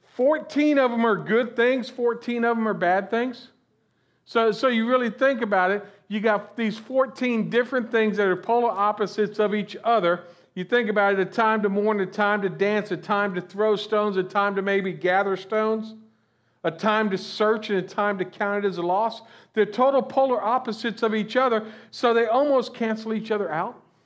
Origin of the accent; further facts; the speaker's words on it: Florida, United States; I'm originally from Florida, born and raised down here